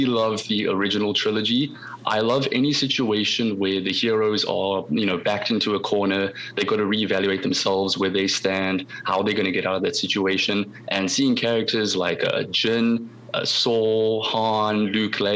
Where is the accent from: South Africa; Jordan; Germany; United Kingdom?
South Africa; moved away as an adult; I'm South African, grew up in South Africa for 21 years